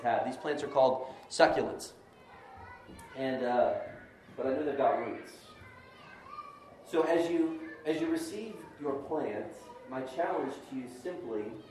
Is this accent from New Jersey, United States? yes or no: no; Florida, United States; I'm from Florida